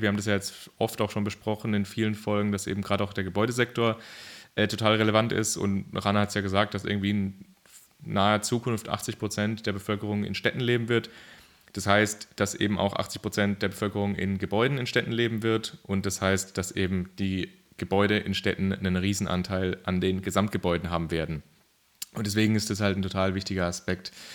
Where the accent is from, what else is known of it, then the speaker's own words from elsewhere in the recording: Germany; bei uns in Deutschland